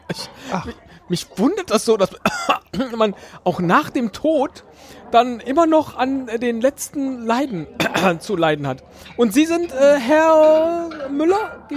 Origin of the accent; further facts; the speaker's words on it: United Kingdom; Ich bin Britin, ja. Auch mein Aha. Akzent ist verloren gegangen.